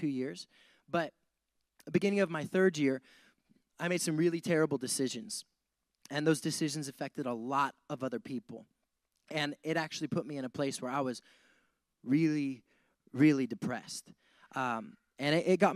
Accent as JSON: {"language": "English", "region": "Montana", "country": "United States", "tie": "born or raised there", "also_born_or_lived": "Wyoming", "moved": "as an adult", "lives_now": "San Diego, United States", "said": "I grew up in Montana."}